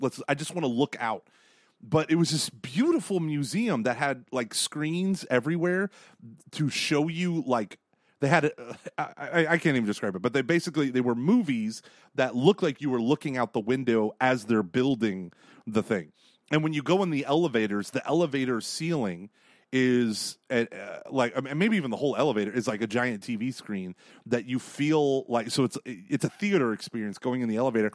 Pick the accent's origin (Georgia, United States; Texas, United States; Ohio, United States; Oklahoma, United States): Oklahoma, United States; Tulsa; I'm from Tulsa